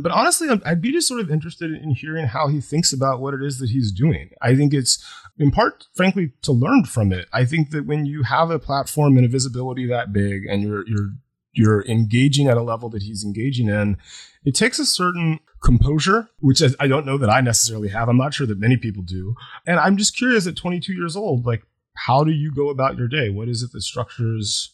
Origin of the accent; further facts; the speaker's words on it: Deep South, United States; I grew up in the Deep South.